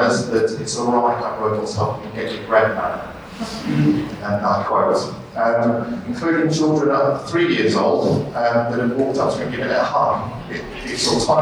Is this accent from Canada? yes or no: no; Sheffield, Yorkshire and the Humber, United Kingdom; moved away as an adult; So I was born in Sheffield in 1974